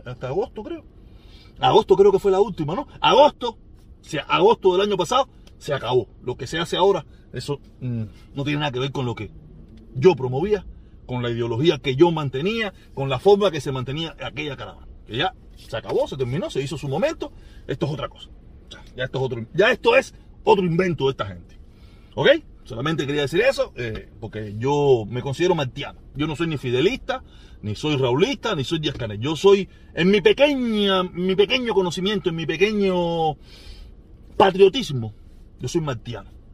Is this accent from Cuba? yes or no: yes; Cuba